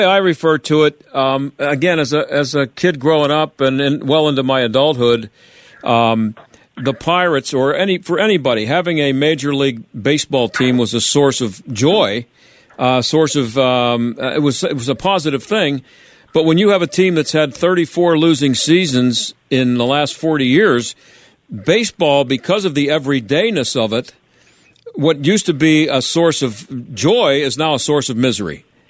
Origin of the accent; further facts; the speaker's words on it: Pittsburgh, Pennsylvania, United States; Yeah, I come from, I grew up here in Pittsburgh, and so I'm old